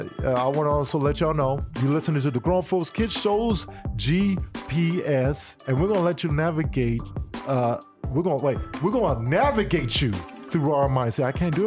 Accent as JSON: {"language": "English", "country": "United States", "said": "I'm Black American."}